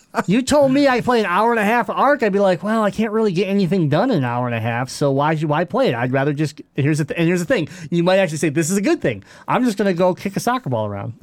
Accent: United States; I'm talking like I'm from America because I am

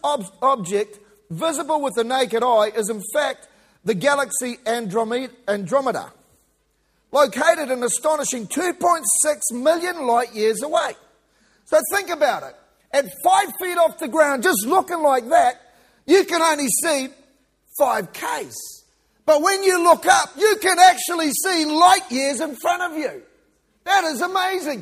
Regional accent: New Zealand; moved away as an adult; also born or lived in Kiwi; now in Victoria, Australia; I'm a New Zealander

